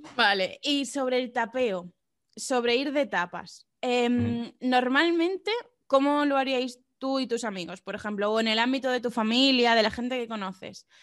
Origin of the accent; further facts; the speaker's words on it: Region of Murcia, Spain; en mi pueblo de la región de Murcia